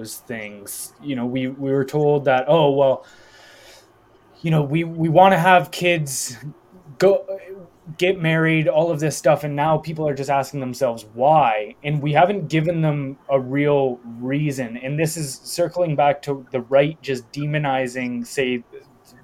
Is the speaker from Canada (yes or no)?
yes; Canada; I'm Canadian